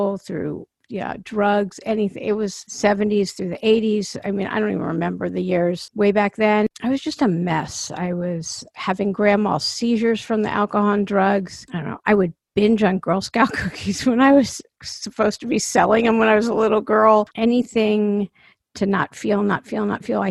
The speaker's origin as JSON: {"language": "English", "region": "East Coast", "country": "United States", "moved": "yes", "lives_now": "Los Angeles, United States", "said": "I am from the East Coast, even though I live in LA now, and I have for years."}